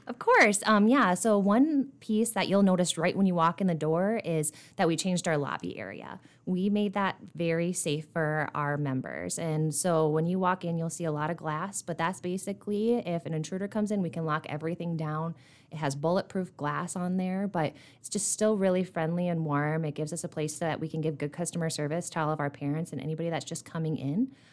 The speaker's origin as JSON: {"language": "English", "town": "Dell Rapids", "region": "South Dakota", "country": "United States", "tie": "born or raised there", "moved": "as an adult", "lives_now": "Rapid City, United States", "said": "I'm originally from Del Rapids, South Dakota, which is over by Sioux Falls. I grew up there"}